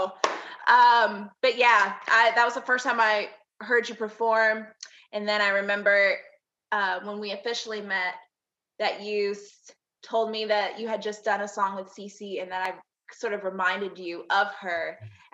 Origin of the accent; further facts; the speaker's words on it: Texas, United States; also born or lived in Hampton, Virginia; I was born in Hampton, Virginia. I don't remember much about it because I was only there for a short amount of time. So I've spent most of my life in Texas. So I brand myself as a Texas girl.